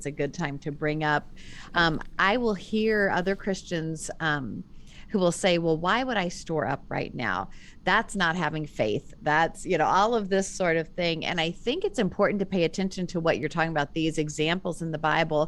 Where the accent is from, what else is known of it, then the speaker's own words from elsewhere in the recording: United States; as an American